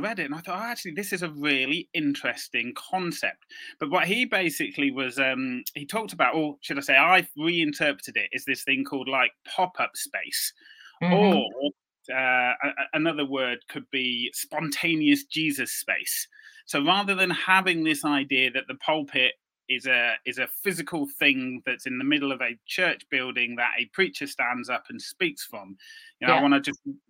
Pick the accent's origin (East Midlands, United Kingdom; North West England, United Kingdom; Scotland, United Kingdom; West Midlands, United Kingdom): West Midlands, United Kingdom; Birmingham; I'm from Birmingham, as you said, part of an urban expression team